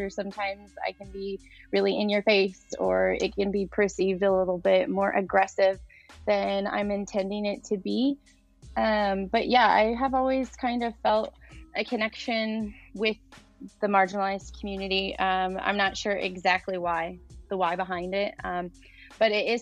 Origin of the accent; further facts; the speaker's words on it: Lafayette, Indiana, United States; I'm from Lafayette in Indiana.